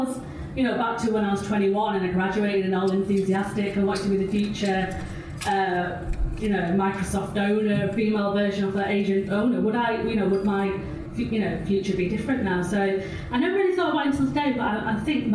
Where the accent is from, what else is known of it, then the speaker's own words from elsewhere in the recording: Bolton, North West England, United Kingdom; I was born and bred in the Northwest, born in Bolton